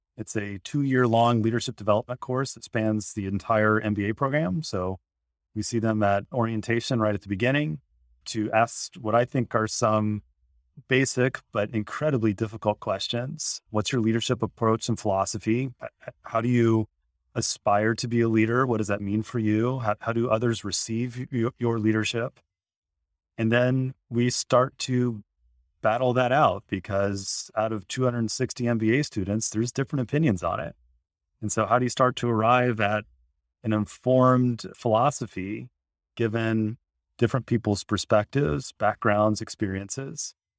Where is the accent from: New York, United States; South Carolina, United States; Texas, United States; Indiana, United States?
Indiana, United States; I grew up in Indiana